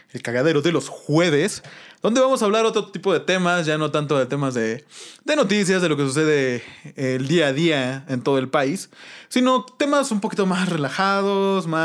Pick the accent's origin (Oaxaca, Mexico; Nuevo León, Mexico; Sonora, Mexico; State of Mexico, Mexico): Oaxaca, Mexico; Huatulco; also born or lived in Playa del Carmen, Quintana Roo; now in Mexico City, Mexico; yo nací en Huatulco, yo soy de Huatulco.